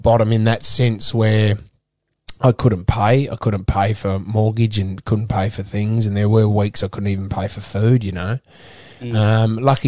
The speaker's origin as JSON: {"language": "English", "town": "Adelaide", "region": "South Australia", "country": "Australia", "also_born_or_lived": "Sydney", "moved": "as an adult", "said": "I was from Adelaide, from Port Alunga"}